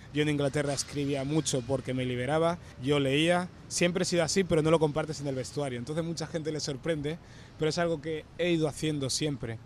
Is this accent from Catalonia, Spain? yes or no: yes; Barcelona, Catalonia, Spain; also born or lived in Equatorial Guinea / Canary Islands; vivimos en Canarias a los 9 años que vine a Barcelona